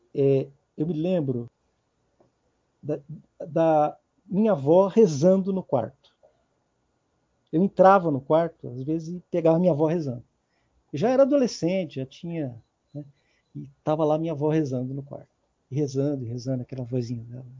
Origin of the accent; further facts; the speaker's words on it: São Paulo, Brazil; eu nasci em São Paulo, né, em 1970